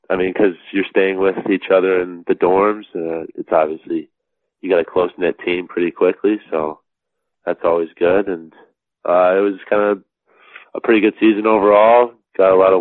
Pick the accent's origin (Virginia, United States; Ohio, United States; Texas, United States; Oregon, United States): Virginia, United States; Alexandria; I was born in Alexandria, Virginia, kind of right on the outside of D.C.